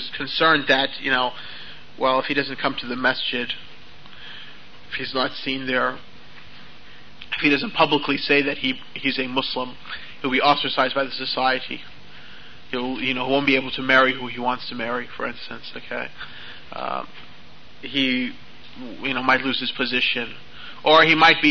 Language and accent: English; United States; accent: American; my American accent